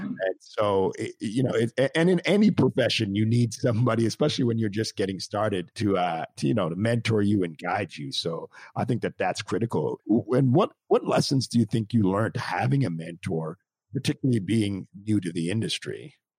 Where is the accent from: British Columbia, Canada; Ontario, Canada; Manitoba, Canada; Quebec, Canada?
Quebec, Canada; Montreal; I'm actually Canadian myself, and I grew up in Montreal.